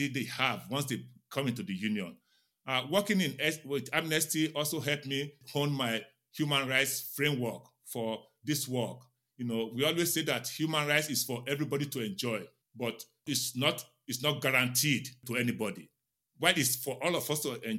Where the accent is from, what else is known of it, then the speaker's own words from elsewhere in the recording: Nigeria; now in Silver Spring, United States; I grew up in Nigeria